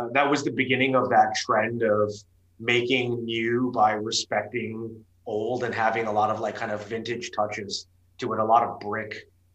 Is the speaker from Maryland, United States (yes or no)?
yes; Potomac, Maryland, United States; also born or lived in Washington, D.C.; I grew up in Potomac, which is closer to DC